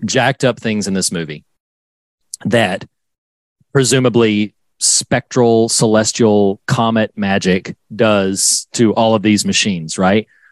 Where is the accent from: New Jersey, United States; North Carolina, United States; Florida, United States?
North Carolina, United States; I'm from North Carolina and uh Wilmington is an area that I knew well.